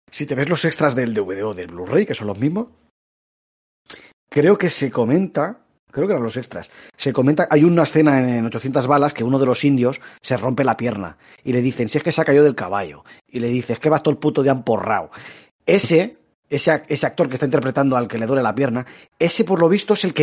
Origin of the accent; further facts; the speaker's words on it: Catalonia, Spain; Que soy catalán.